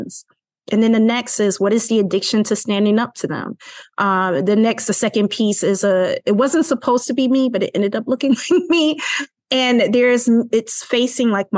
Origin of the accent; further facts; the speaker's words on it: Chicago, Illinois, United States; I'm from Chicago, Illinois